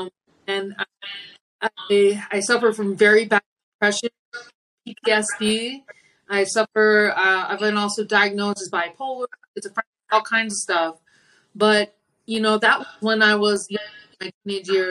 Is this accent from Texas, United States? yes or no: no; Maryland, United States; I was born in Maryland